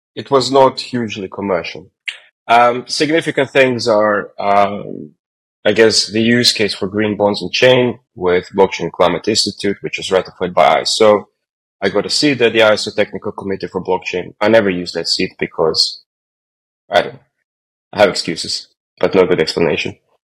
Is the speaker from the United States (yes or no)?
no; Croatia; moved away; I'm originally from Croatia